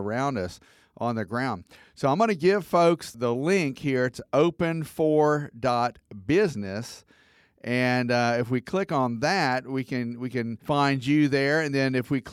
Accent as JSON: {"language": "English", "town": "Atlanta", "region": "Georgia", "country": "United States", "said": "I'm from Atlanta"}